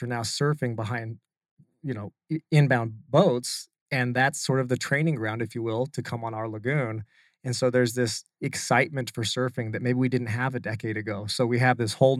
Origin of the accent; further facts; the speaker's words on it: Utah, United States; moved away as an adult; also born or lived in California; now in Arizona, United States; I'm still from Utah. So I'm like the maybe top 10% of surfers from Utah